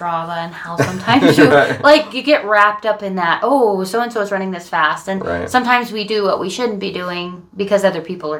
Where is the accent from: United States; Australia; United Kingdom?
United States; Colorado; moved away as an adult; also born or lived in Utah; because I'm from Colorado